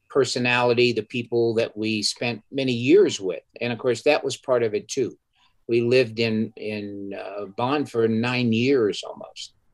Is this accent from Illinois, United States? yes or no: no; New York, United States; in up, what's called upstate. That's the northern part of New York.